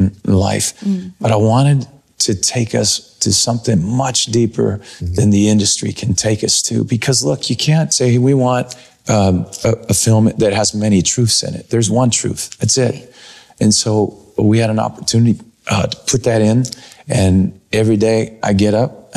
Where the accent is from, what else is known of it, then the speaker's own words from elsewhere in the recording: Mount Vernon, United States; my hometown, Mount Vernon